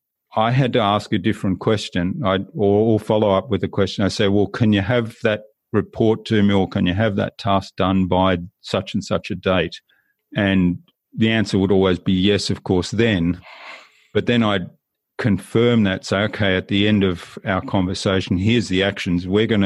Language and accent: English; Germany; born there; I was living in Germany. I was born in Germany. So I had an upbringing that was kind of across two cultures.